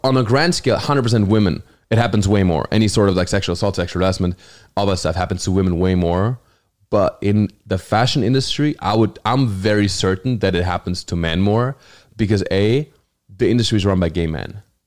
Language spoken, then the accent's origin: English; Hochschwarzwald, Baden-Württemberg, Germany; English is a second language; moved away as an adult; also born or lived in New Zealand / Los Angeles / New York; Germany, my hometown